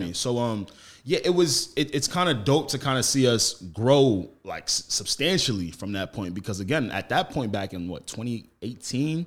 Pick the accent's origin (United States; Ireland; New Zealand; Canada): United States; Roosevelt, New York; I was raised on the same block Flavor Flavor was raised.